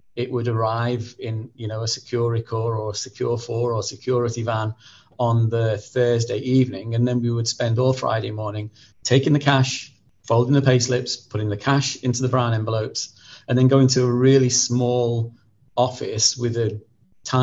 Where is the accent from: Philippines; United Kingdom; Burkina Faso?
United Kingdom; North West England; accent: Merseyside; So, you know, north, south, and originally I'm from Merseyside. And so I've tended to sort of squash my accent a little bit from a very early age.